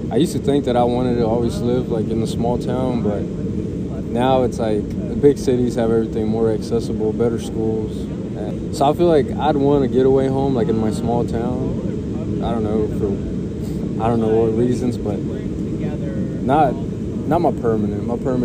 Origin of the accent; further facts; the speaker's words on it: Houston, Texas, United States; moved away as an adult; I'm from Houston, Texas.